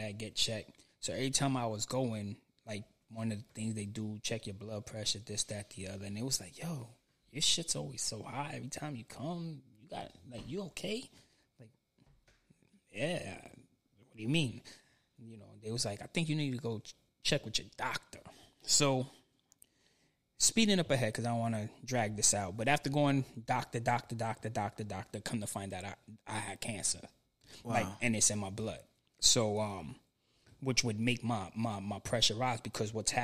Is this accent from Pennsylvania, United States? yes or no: no; New York, United States; moved away; I grew up in New York